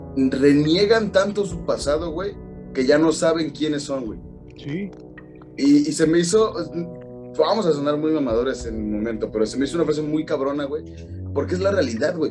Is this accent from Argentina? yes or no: no; Mexico; nos identificamos como mexicanos en México